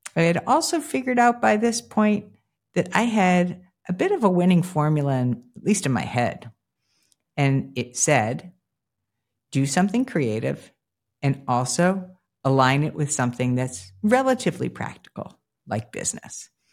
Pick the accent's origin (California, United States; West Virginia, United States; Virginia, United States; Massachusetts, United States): Massachusetts, United States; Newton; the place for me where I started was right outside of Boston proper in a town called Newton, Mass.